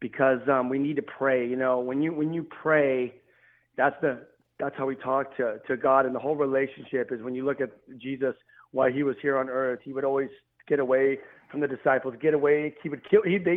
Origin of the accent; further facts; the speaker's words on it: Los Angeles, California, United States; I'm out here from Los Angeles, California